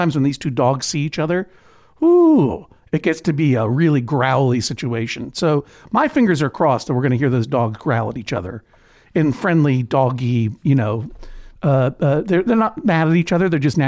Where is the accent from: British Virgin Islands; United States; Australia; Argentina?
United States; Brookline, Massachusetts; because coming from Brookline, Massachusetts, New York felt like a totally lawless place.